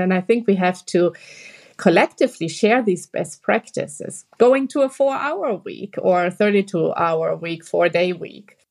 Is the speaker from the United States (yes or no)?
no; Germany; we are all from Germany here, the three of us, the country we live in right now